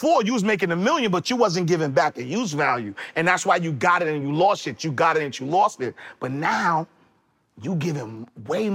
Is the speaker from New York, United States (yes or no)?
yes; New York City, New York, United States; I'm from Harlem. I'm from 129th Street and 8th Avenue